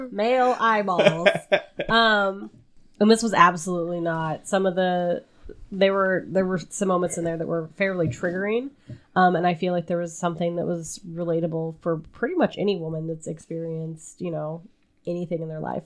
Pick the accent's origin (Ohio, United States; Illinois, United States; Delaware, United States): Illinois, United States; Southern; down by my hometown is a slightly larger town.